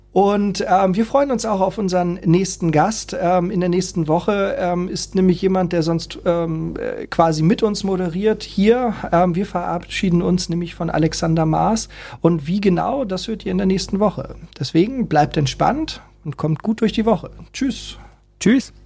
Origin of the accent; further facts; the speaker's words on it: Hamburg, Germany; wir sind Hamburger.